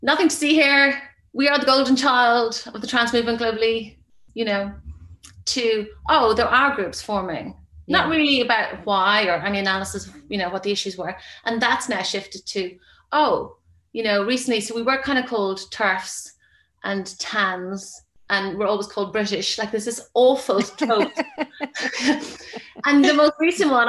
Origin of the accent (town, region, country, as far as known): Ireland